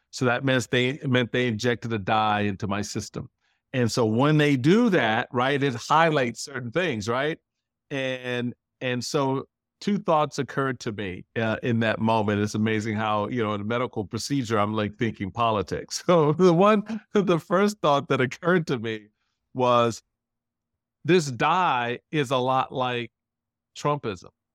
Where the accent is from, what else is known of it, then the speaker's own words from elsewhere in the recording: Washington, District of Columbia, United States; this little black kid thinks he's a Republican growing up in Chocolate City